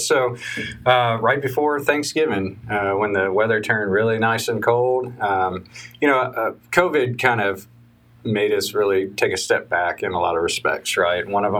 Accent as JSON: {"language": "English", "town": "Madisonville", "region": "Kentucky", "country": "United States", "tie": "born or raised there", "also_born_or_lived": "Japan / South Carolina / Germany / Georgia", "said": "So I was born in Japan. I lived in South Carolina. I lived in Germany, lived in Georgia, lived in Kentucky. My father retired after about 25 years in the Army, and we ended up in Madisonville, Kentucky, of all places. So graduated high school there"}